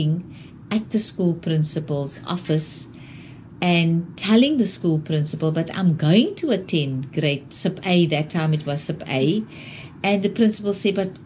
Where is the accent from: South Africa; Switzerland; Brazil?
South Africa; Wellington, Western Cape; I grew up in Wellington